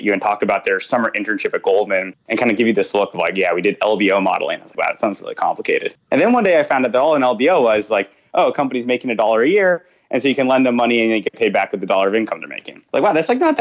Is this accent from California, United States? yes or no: yes; Agoura Hills, California, United States; moved away as an adult; also born or lived in New York; I grew up in Agoura Hills, which is not Malibu